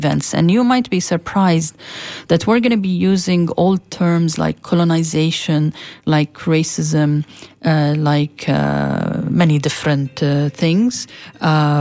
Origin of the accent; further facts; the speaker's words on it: Palestine; moved away as an adult; now in United States; as a Palestinian and as a Muslim and as an American